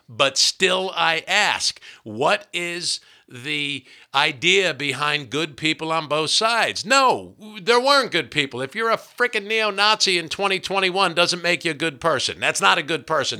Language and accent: English; New Jersey, United States; I'm from New Jersey